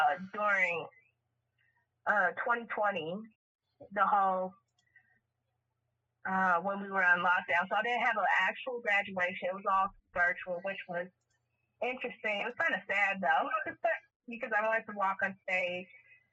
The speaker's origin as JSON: {"language": "English", "town": "Kansas City", "region": "Missouri", "country": "United States", "said": "I am from Kansas City, as you just heard."}